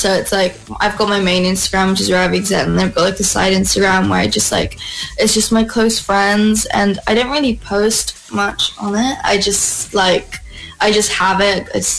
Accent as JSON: {"language": "English", "country": "Philippines", "said": "Both my parents are from Philippines. My dad's from Marinduque"}